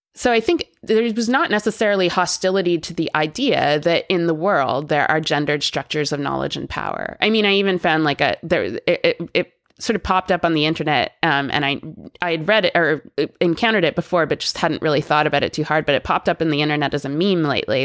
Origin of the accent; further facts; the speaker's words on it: Canada; I'm Canadian and I grew up there